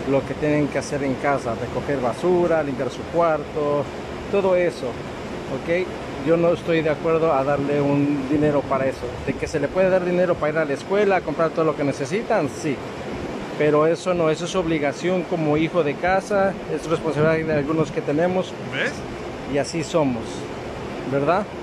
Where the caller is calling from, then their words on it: New York, United States; de Nueva York.